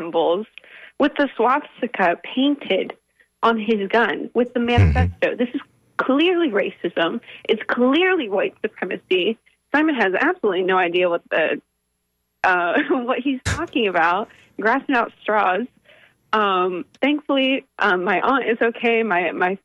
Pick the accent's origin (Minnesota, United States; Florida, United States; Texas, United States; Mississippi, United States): Florida, United States; Jacksonville; now in Tampa, United States; I'm actually from Jacksonville, and I went to high school about 5 minutes away from where the shooting occurred